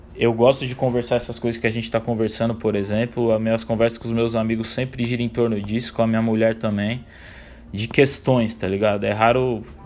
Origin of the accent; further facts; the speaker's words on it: São Paulo, Brazil; sou um rapaz aqui de São Paulo capital, 30 anos de idade